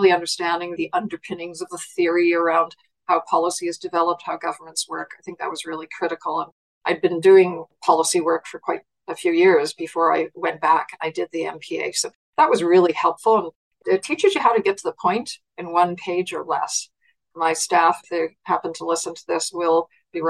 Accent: Nova Scotia, Canada; moved away as an adult; also born or lived in Germany; Born and bred in Nova Scotia

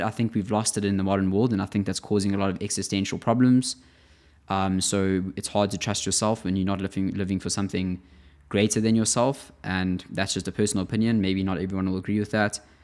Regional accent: South Africa; now in Amsterdam, Netherlands; I'm living in Europe at the moment, in Amsterdam, and I'm from South Africa

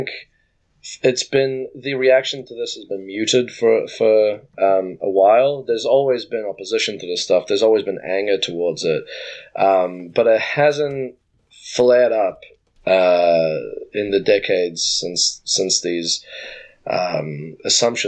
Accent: New Zealand; my home country of New Zealand

